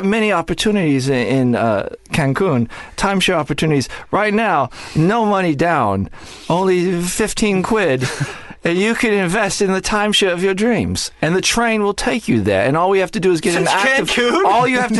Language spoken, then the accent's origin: English; United Kingdom; I'm British